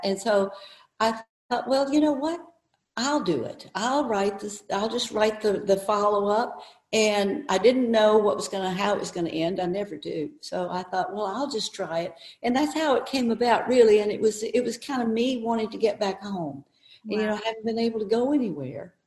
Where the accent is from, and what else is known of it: the South, United States; moved away; also born or lived in New York